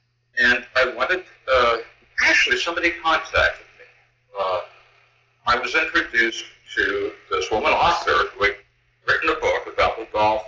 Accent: Perth Amboy, New Jersey, United States; I was born in Chris Amboy, New Jersey, but my father was from a well-to-do Jewish family in New York.

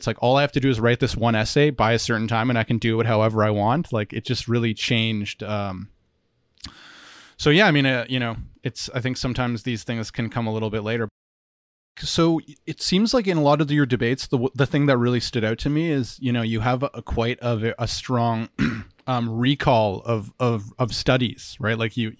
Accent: Ottawa, Ontario, Canada; So then in the city that I grew up in Ottawa, there's a university

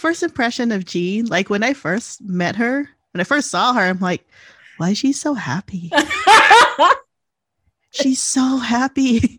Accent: Philippines; now in United States; I grew up in the Philippines

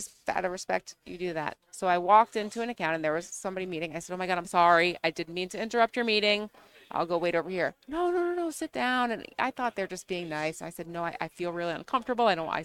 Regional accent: southwestern Connecticut, United States; I'm from Connecticut, which is New England technically, but I'm from southwestern Connecticut.

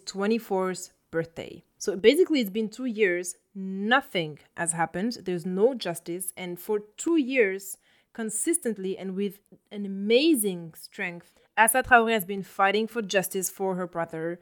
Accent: France; now in Brussels, Belgium; in France, uh, my home country

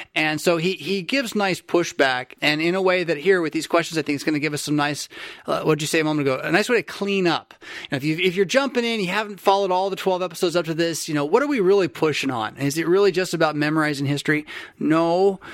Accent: San Diego, California, United States; a Californian from San Fran, uh, from San Diego who grew up, or who went to college north of the Bay Area

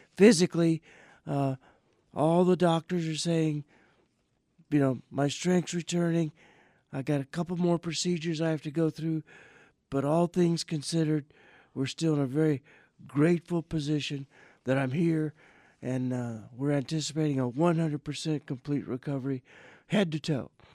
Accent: Welch, Louisiana, United States; moved away; also born or lived in Thornwell, Louisiana; my hometown in Louisiana

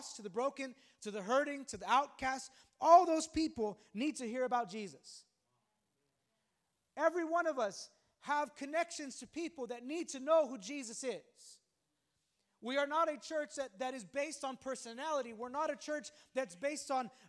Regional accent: Los Angeles, California, United States; moved away as an adult; now in Texas, United States; we're from California, the Los Angeles area, and we've been here in Texas since 2018

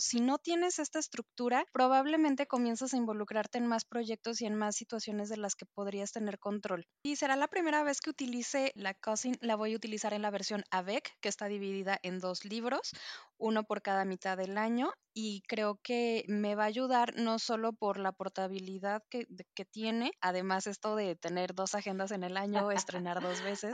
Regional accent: Mexico City, Mexico; now in Jalisco, Mexico; soy también de Ciudad de México y vivo actualmente en Jalisco.

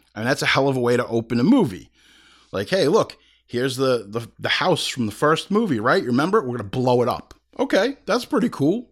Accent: Hauppauge, New York, United States; we grew up in Hop Hog

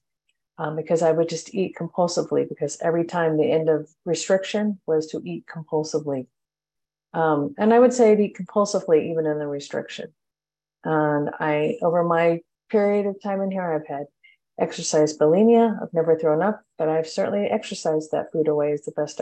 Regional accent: Long Beach, California, United States; I am from Long Beach, California

